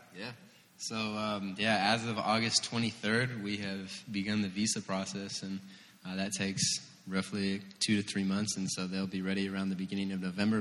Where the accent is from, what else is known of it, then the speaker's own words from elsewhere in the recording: Seattle, Washington, United States; also born or lived in California; now in Indiana, United States; I'm from Seattle